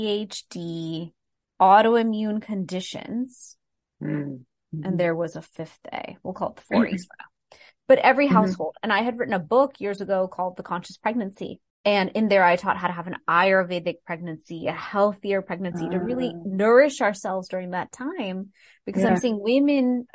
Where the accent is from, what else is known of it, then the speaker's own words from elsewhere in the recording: Texas, United States; I'm from Texas.